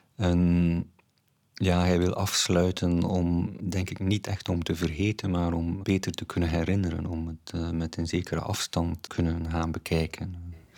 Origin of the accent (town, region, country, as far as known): Flanders, Belgium